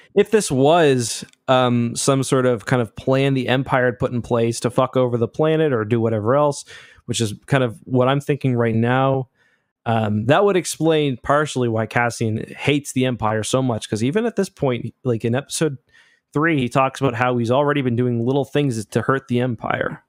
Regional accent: Canada; I'm not American, I'm Canadian

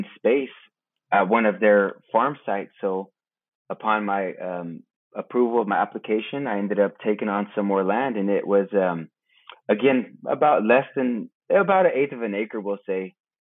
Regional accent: Broderick, California, United States; I'm a Hunkpapa Lakota, born and raised in Broderick, California

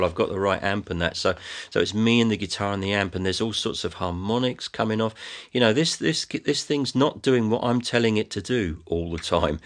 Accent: England, United Kingdom; my stuff sounds English, but, it, but, but for no other reason than that it's where I'm from

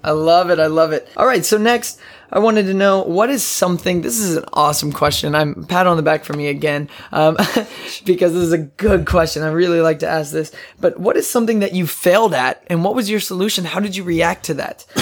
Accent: Odessa, Texas, United States; I'm from Odessa, Texas

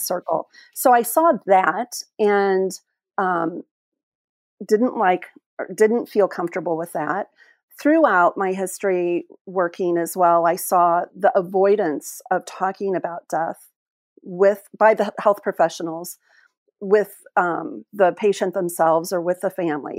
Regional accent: Illinois, United States; moved away as an adult; also born or lived in Oklahoma / Springfield, Illinois; now in Whangarei, New Zealand; I was born and my mother's side of the family was in Oklahoma and then we moved to Illinois, which is where my dad originated from

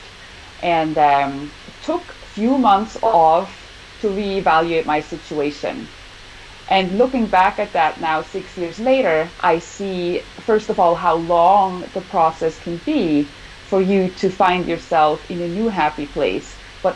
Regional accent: Switzerland; also born or lived in Southern California, United States; now in California, United States; I am from Switzerland, like Ronja, and now, right now, I live in California

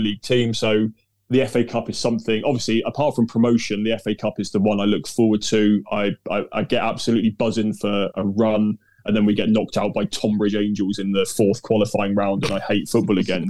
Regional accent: Devon, South West England, United Kingdom; I grew up in Devon

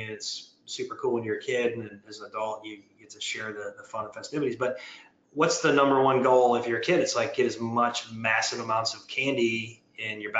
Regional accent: Michigan, United States; I grew up in Michigan, so you had to put more layers on.

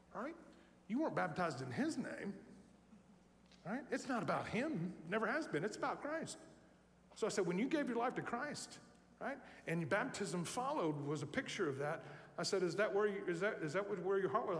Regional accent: Tennessee, United States; I'm from Tennessee

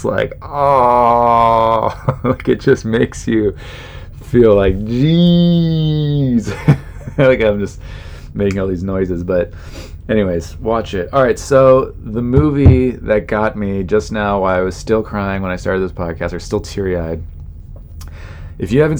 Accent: California, United States; I grew up in California

